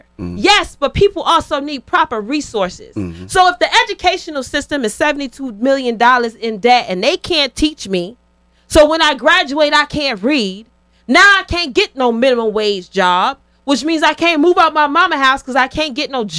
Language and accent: English; Connecticut, United States; I remember when I got to Georgia. I'm coming from Connecticut.